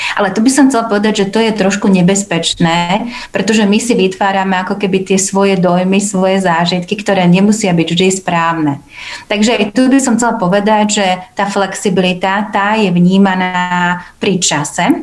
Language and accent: Slovak; Slovakia; ja som Slovenka